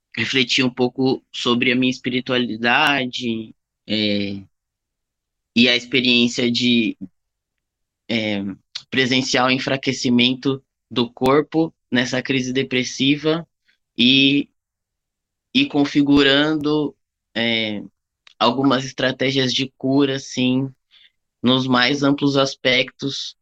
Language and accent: Portuguese; São Paulo, Brazil; also born or lived in Bahia; Eu sou nascido na Bahia, mas eu fui criado toda a minha vida em São Paulo